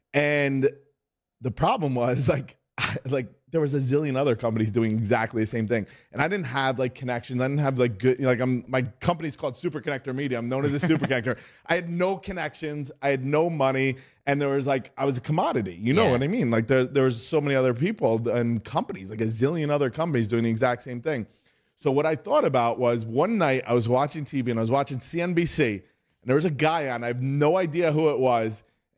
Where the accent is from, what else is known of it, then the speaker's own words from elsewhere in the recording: New York City, New York, United States; as you said, and I'm from New York City.